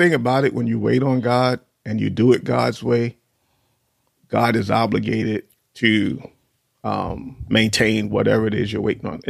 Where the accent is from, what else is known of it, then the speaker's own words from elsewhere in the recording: New York, United States; moved away; we grew up in New York